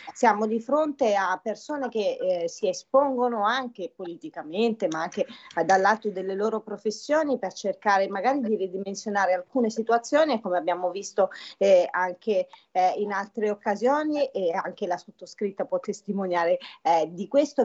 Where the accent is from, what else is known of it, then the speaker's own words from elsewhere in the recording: Apulia, Italy; now in Lombardy, Italy; trasmetto dalla bellissima Puglia, la mia terra natale